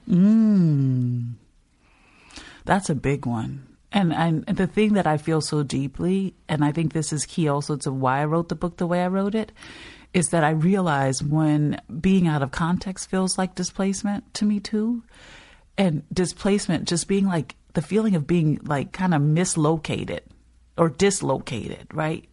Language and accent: English; New Orleans, Louisiana, United States; I'm from New Orleans, but you're realizing that no one is thinking New Orleans East when you say that.